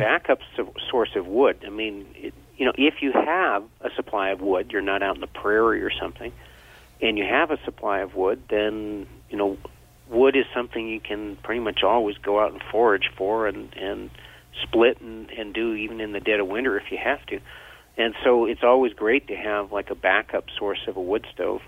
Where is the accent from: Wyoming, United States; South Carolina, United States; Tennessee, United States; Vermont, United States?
Vermont, United States; I grew up in Vermont